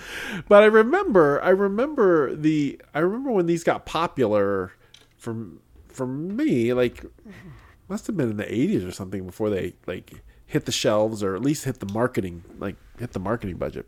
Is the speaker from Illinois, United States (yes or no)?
yes; Illinois, United States; I grew up in Illinois where we have a lot of corn